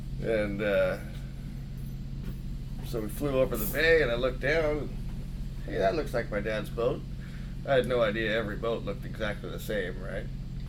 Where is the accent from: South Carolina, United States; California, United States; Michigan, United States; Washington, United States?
Washington, United States; Seattle; also born or lived in Chignik, Alaska; Well, I was born in Seattle, and … immigrated from Denmark in 1959.